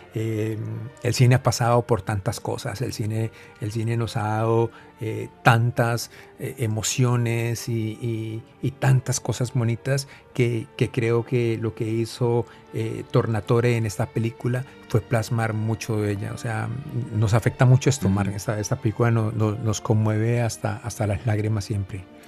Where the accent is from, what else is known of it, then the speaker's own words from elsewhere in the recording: Cali, Valle del Cauca, Colombia; yo crecí viendo películas en un teatro vetusto en, mi tierra natal, Cali